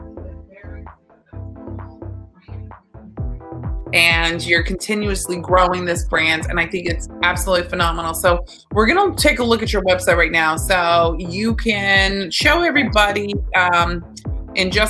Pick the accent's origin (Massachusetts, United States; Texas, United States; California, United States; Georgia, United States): Texas, United States; I'm from Texas.